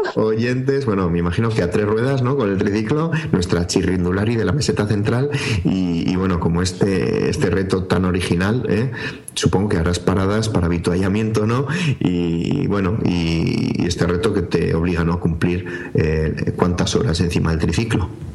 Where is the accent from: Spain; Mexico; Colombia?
Spain; northern Spain; los del norte